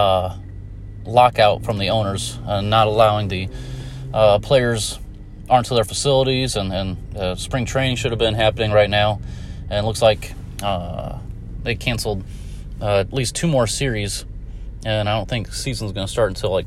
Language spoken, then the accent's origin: English; Indiana, United States; my home state of Indiana